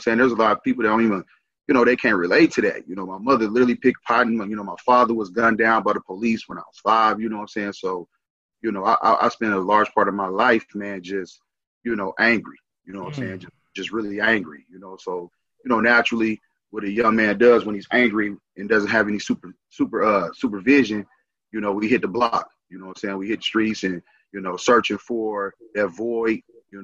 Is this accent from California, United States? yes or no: no; St. Louis, Missouri, United States; also born or lived in Hayti, Missouri; now in Arizona, United States; originally I'm from St. Louis